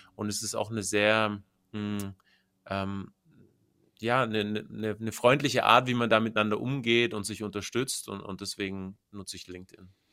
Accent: Bavaria, Germany; Ich komme aus Bayern, also ich lebe in, ähm, in der Nähe von, also zwischen München und Augsburg

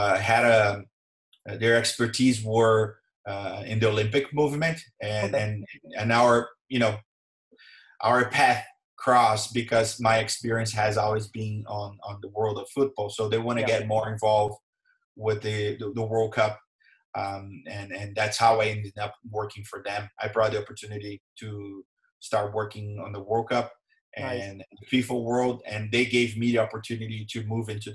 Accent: Porto Alegre, Rio Grande do Sul, Brazil; English is a second language; moved away as an adult; now in United States; I was raised in, born and raised in Brazil. So I grew up in Brazil.

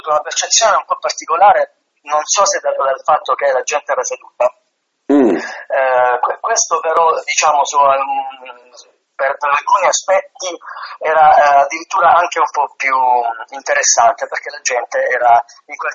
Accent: Apulia, Italy; sono pugliese, vivo in un paese di mare

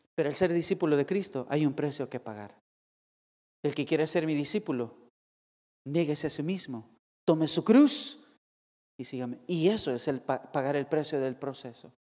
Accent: Soyapango, San Salvador, El Salvador; now in California, United States; la ciudad de Soyapango, de donde yo soy

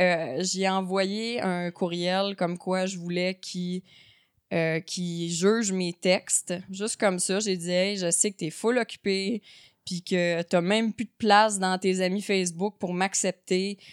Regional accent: Saint-Armand, Quebec, Canada; dans mon coin de pays, à Saint-Armand, un petit village

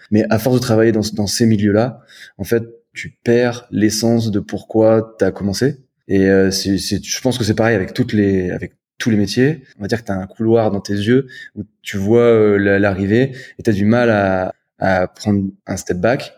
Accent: Marseille, Provence-Alpes-Côte d'Azur, France; j'ai grandi à, j'ai grandi à Marseille

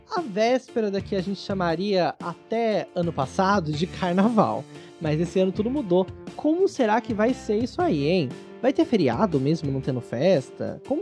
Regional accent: Brazil; somos brasileiros

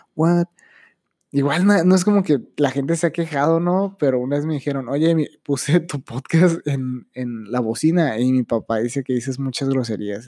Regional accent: Mexico; Soy ciudadano de México

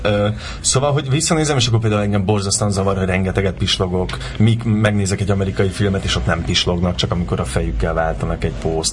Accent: Kaposvár, Somogy, Hungary; moved away as an adult; now in Budapest, Hungary; Kaposváron születtem, ott éltem 18 éves koromig

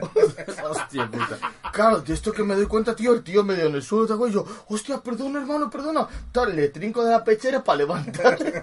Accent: Madrid, Community of Madrid, Spain; yo Arturo Soria

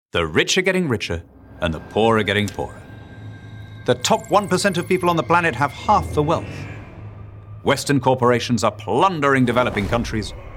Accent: Lima, Peru; moved away; I grew up in Lima, Peru

